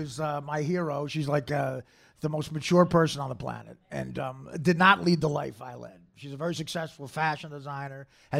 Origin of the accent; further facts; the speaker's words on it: Union, New Jersey, United States; also born or lived in Livingston, New Jersey / Newark, New Jersey; Yeah, but I grew up in Newark, New Jersey for a little while, and then I grew up in Union. But I they kicked me out of Livingston like 30 seconds after my birth.